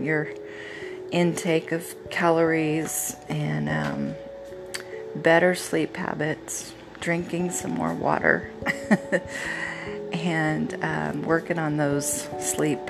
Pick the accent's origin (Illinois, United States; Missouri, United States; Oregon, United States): Oregon, United States; we're from Oregon and we always had a fresh tree